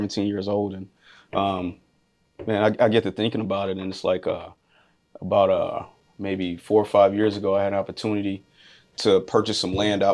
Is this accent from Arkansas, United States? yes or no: yes; Arkansas, United States; moved away as an adult; now in Oklahoma, United States; I'm originally from Wichita County, Arkansas